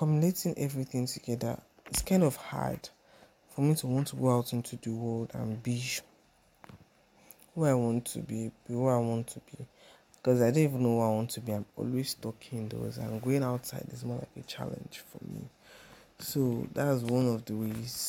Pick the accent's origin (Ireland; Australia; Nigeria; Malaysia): Nigeria; also born or lived in Ikorodu, Lagos; I'm Nigerian, based in Lagos, Ikorodu